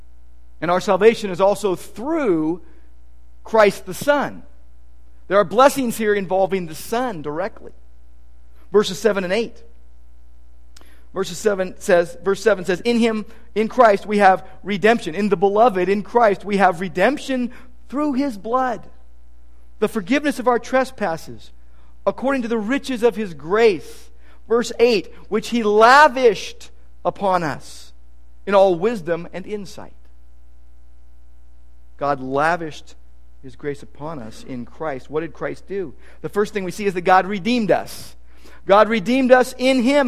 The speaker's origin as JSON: {"language": "English", "town": "Downey", "region": "California", "country": "United States", "tie": "born or raised there", "said": "When I was a little kid, when we grew up in Downey, my room was overlooking the garage"}